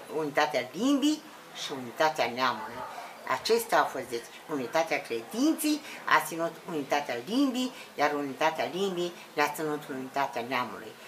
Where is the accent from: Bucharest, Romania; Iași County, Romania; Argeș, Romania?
Iași County, Romania; Iași area; moved away; also born or lived in Voroneț, Suceava County; Eu sunt din părțile Iașului